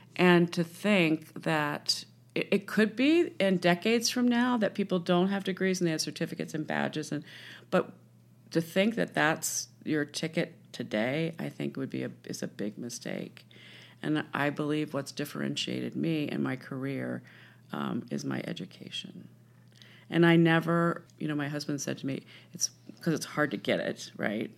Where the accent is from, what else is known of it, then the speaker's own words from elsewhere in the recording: Washington, District of Columbia, United States; I grew up in Washington, D C